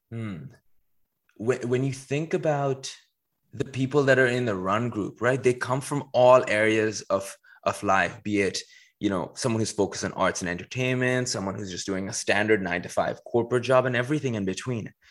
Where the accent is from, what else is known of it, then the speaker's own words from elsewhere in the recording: Dubai, United Arab Emirates; moved away as an adult; also born or lived in Paris; I was born in Paris and pretty quickly moved to Dubai. That's where I spent a majority of my childhood, right from like age one all the way to age 18.